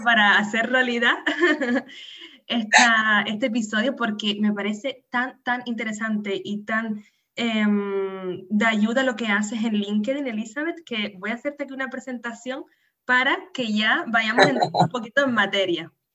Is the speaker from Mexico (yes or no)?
no; Canary Islands, Spain; nacida en Canarias